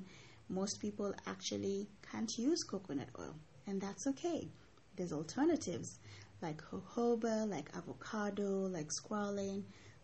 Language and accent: English; Mombasa, Mombasa County, Kenya; I grew up in Mombasa